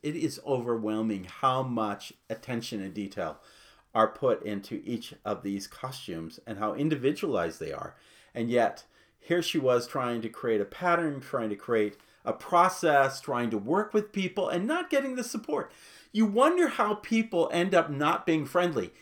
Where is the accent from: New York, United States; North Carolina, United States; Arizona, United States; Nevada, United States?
Arizona, United States; Phoenix; as a boy growing up in Phoenix